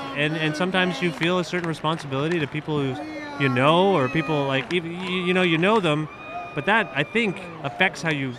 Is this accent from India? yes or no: yes; India; I used to believe that as an Indian, I didn't need to put on sunscreen.